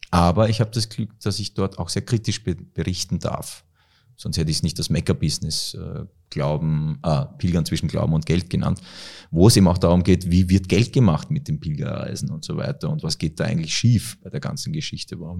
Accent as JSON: {"language": "German", "country": "Austria", "tie": "born or raised there", "also_born_or_lived": "Egypt", "said": "und ich bin in Österreich Gott sei Dank groß geworden"}